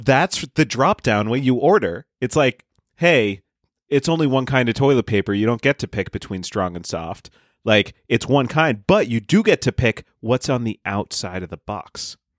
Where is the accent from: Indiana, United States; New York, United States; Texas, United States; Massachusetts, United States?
Massachusetts, United States; Boston; now in Seattle, United States; I'm from the Boston area